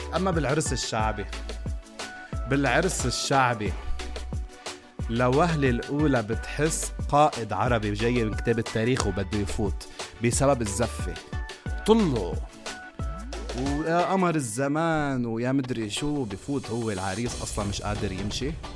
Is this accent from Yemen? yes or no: no; Lebanon; عندنا بلبنان